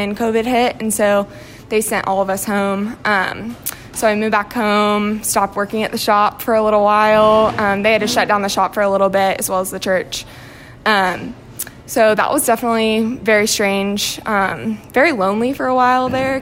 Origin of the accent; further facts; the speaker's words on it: Marietta, Georgia, United States; moved away as an adult; now in Knoxville, United States; I'm actually from Marietta, Georgia, originally, so north of Atlanta, and then I came here for school.